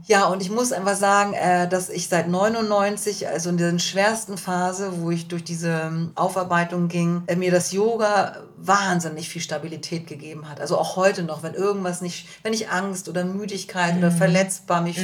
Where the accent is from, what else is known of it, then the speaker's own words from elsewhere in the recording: Germany; als Deutsche